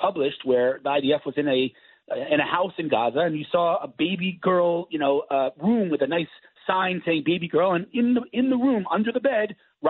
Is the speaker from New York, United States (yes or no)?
yes; New York City, New York, United States; moved away as an adult; now in Israel; I'm from Queens. I grew up in Queens, moved to Israel 30 years ago.